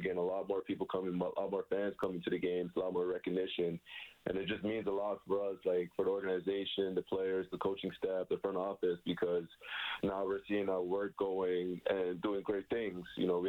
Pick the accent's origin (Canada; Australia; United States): Canada; Toronto, Ontario; I grew up in Scarborough